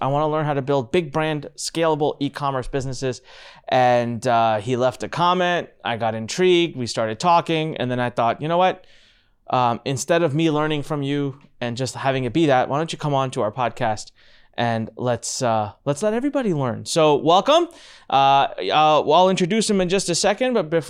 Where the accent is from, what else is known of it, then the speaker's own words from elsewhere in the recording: India; in the ring with someone from across the pond, from the other side of the world, from my home country, from India.